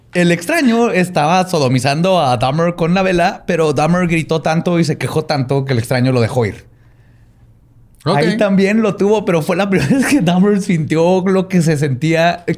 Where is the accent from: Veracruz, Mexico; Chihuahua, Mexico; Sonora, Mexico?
Chihuahua, Mexico; soy de Chihuahua